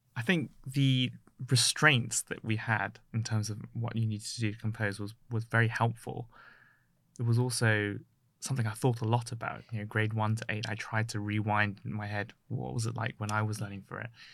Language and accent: English; Ealing, London, United Kingdom; I grew up in Ealing